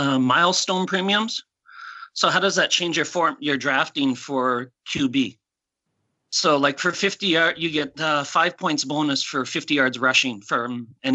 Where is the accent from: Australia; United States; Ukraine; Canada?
Canada; also born or lived in Korea; now in South Korea; I'm from Canada, but I live in Korea.